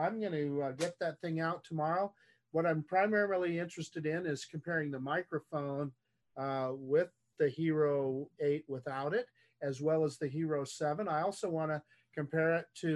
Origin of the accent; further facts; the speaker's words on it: Redwood City, California, United States; I was born in Redwood City, home of the Skydio 2, okay, which is in the Bay Area.